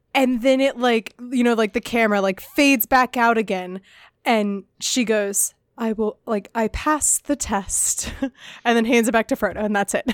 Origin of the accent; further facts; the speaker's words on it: United States; as an American